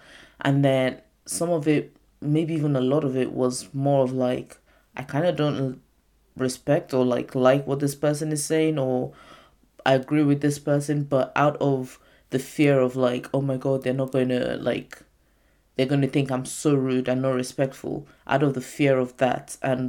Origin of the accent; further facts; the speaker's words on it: United Kingdom; I'm not saying like being British, like there's no respect for older people. There's more of a thing about it in my Nigerian culture